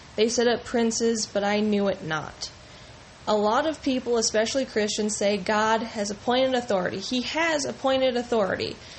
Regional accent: United States; as an American with the freedom to pick who I want elected

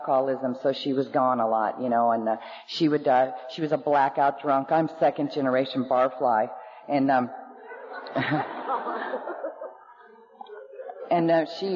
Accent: Oklahoma, United States; also born or lived in Norman, Oklahoma; born in Oklahoma to two normal alcoholics

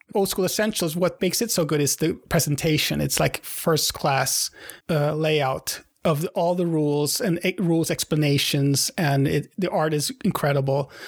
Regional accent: Sweden; I'm from Sweden

